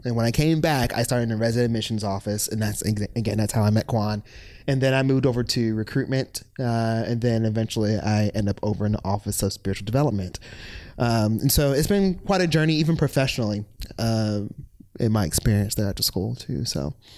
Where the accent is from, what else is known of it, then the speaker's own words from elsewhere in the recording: Virginia Beach, Virginia, United States; moved away as an adult; also born or lived in Lynchburg, Virginia; I am originally from Virginia Beach, Virginia